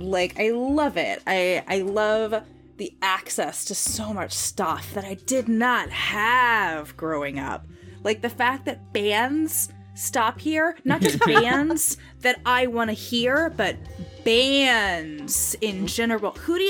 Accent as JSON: {"language": "English", "region": "Louisiana", "country": "United States", "tie": "born or raised there", "said": "both my parents are from Louisiana, but they're from two different towns in Louisiana. My dad's from my hometown."}